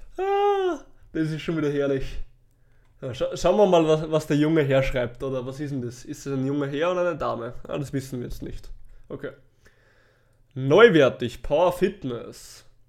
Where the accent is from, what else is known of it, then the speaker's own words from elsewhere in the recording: Natternbach, Upper Austria, Austria; bei uns in Nattenbach, also in meinem Heimatort